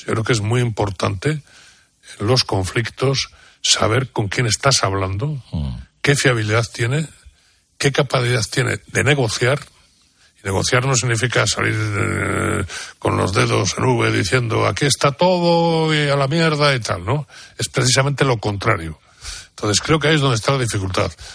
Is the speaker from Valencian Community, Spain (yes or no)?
no; mountains of León, Castile and León, Spain; durante toda mi infancia he vivido en pueblos en la montaña de León